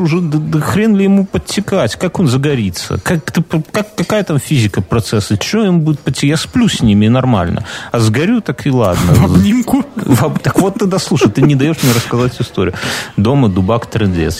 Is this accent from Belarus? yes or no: yes; Belarus; я, как белорус